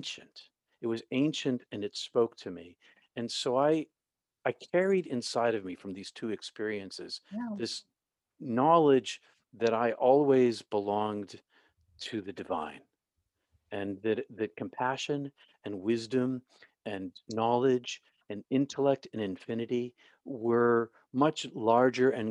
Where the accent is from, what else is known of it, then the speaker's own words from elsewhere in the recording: Boston, Massachusetts, United States; I grew up in Boston, outside of Boston